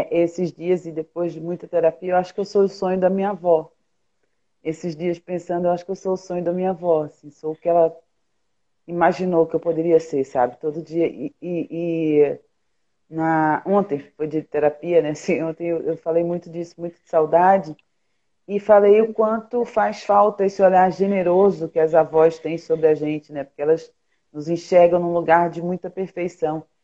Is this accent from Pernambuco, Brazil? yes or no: yes; Pernambuco, Brazil; now in Rio de Janeiro, Brazil; aqui no Rio também tá frio, pelo menos para mim, que sou pernambucana.